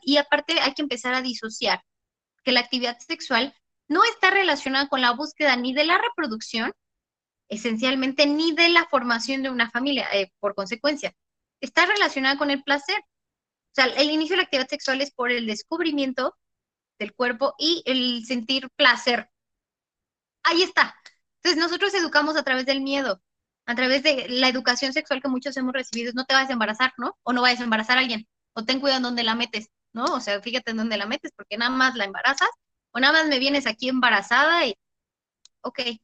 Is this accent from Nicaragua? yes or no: no; Mexico; nosotras, como mujeres mexicanas